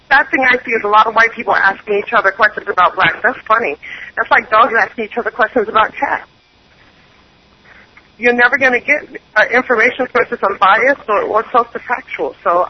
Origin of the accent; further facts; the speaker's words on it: New York, United States; moved away as an adult; also born or lived in West Indies; when I moved to the South, there was the same barrier. I'm from New York, and I have 2 degrees